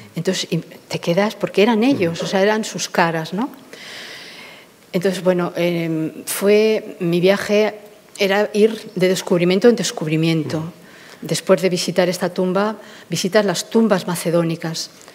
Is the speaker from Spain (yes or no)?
yes; Bilbao, Basque Country, Spain; moved away; soy de Bilbao